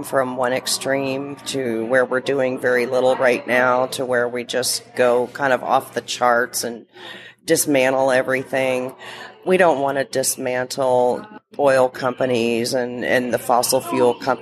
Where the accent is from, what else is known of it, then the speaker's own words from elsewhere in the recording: Kentucky, United States; now in Scottsdale, United States; I currently live in Scottsdale, Arizona, but I grew up in Kentucky.